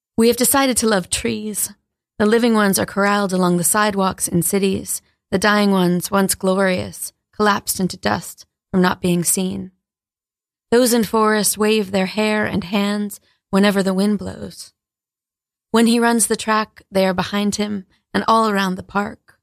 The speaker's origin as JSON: {"language": "English", "town": "New London", "region": "Connecticut", "country": "United States", "tie": "born or raised there", "also_born_or_lived": "Maine", "moved": "yes", "said": "I grew up in New London, Connecticut"}